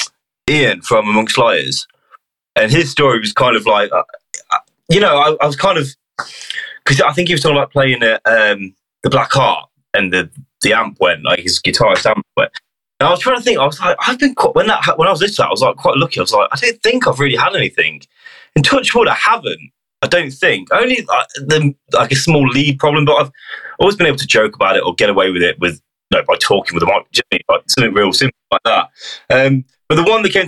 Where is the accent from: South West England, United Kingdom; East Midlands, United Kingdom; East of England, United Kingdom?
East Midlands, United Kingdom; Hinckley; we're from Hinckley near Leicester